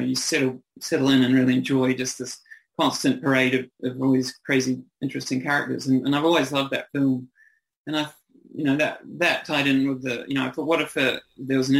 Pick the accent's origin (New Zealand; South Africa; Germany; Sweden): New Zealand; accent: New Zealand; moved away as an adult; now in Australia; I'm a New Zealander, so I have a kind of, I moved over here in my early 20s